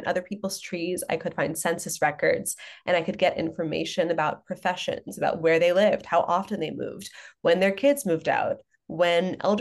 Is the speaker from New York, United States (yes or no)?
yes; Long Island, New York, United States; I grew up on Long Island, and I grew up in an interfaith family